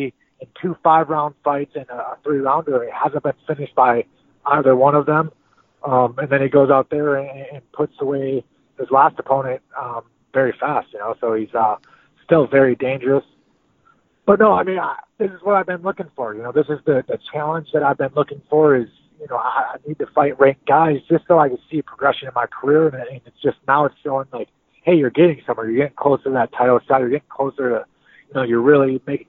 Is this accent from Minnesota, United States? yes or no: yes; St. Cloud, Minnesota, United States; I'm from St. Cloud, Minnesota, you know, fighting out of St. Cloud, Minnesota, just so everyone knows for sure that, you know, I'm a Minnesota boy.